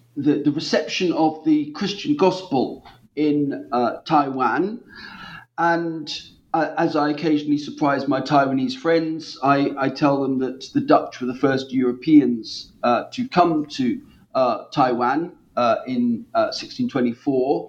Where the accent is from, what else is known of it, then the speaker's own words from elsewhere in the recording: Norwich, East of England, United Kingdom; my hometown of Norwich